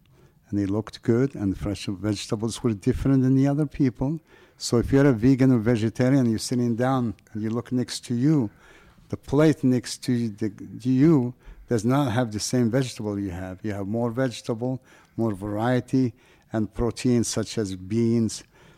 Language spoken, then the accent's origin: English; Morocco; if you have the little French accent, even though I'm from Morocco.